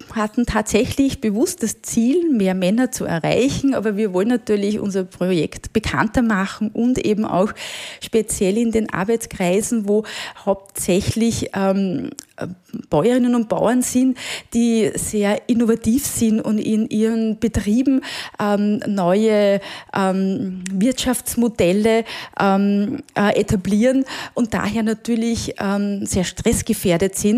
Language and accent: German; Marchfeld, Lower Austria, Austria; ich bin auf einem Ackerbaubetrieb im Machfeld aufgewachsen